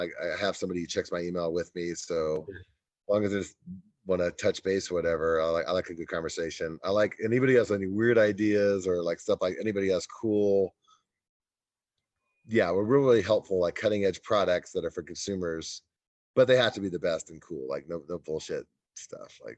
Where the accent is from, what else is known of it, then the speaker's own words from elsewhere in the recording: Kansas, United States; I grew up in Kansas.